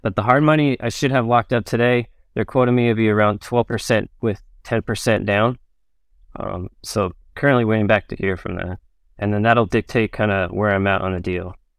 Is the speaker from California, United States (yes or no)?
yes; Orange County, California, United States; also born or lived in Pensacola, Florida; I grew up in Orange County, California, Southern California